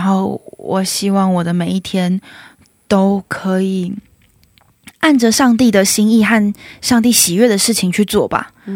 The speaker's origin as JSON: {"language": "Chinese", "country": "Taiwan", "moved": "as an adult", "lives_now": "South Korea", "said": "我就是台湾人"}